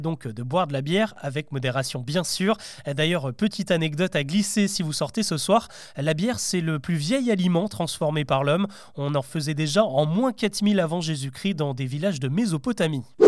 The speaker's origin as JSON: {"language": "French", "country": "France", "said": "chez nous en France"}